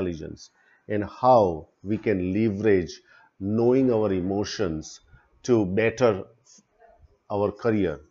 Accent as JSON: {"language": "English", "town": "Melbourne", "region": "Victoria", "country": "Australia", "lives_now": "India", "said": "I'm originally from Melbourne, currently in India"}